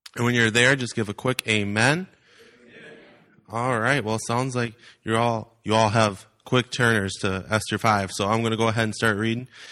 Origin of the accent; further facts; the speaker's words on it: Wisconsin, United States; now in Iowa, United States; I am from Iowa. I'm actually originally from the wonderful state of Wisconsin